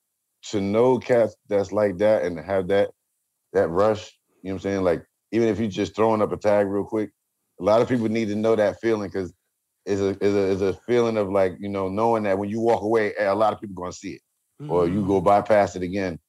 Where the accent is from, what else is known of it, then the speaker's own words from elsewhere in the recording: New Jersey, United States; growing up in Jersey